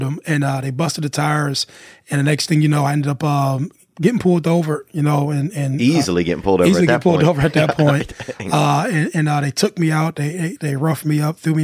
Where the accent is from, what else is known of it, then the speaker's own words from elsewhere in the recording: Youngstown, Ohio, United States; moved away; also born or lived in Columbus, Ohio / Los Angeles; I'm from Youngstown